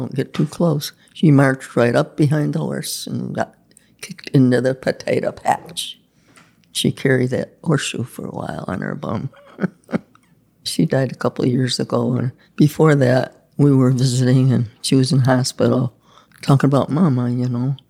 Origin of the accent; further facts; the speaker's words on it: Pendleton, New York, United States; also born or lived in Lockport, New York; Pendleton, New York